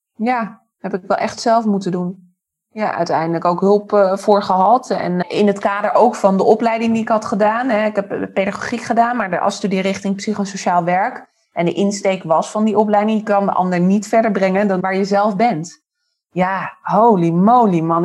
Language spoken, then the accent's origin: Dutch; Amstelveen, North Holland, Netherlands; moved away as an adult; now in Haarlem, Netherlands; Daarvoor dus opgegroeid in Amstelveen, geboren en getogen